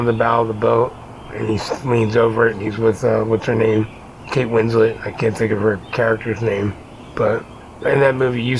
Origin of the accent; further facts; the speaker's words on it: Las Vegas, Nevada, United States; I'm from Las Vegas, and I say kill them all.